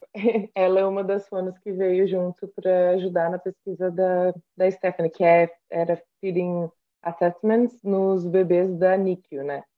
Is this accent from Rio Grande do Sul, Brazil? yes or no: yes; Rio Grande do Sul, Brazil; moved away as an adult; also born or lived in Passo Fundo / Porto Alegre; now in Australia; eu sou do Rio Grande do Sul